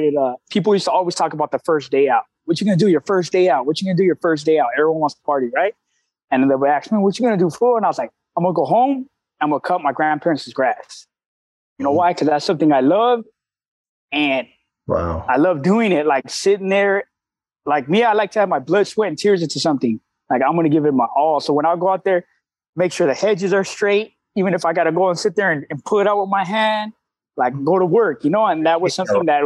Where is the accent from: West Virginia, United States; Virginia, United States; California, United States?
California, United States; La Puente; now in Fremont, United States; I'm from Southern Cali. I'm born, Southern raised, man, in the San Gabriel Valley of LA County, which is in the city of La Puente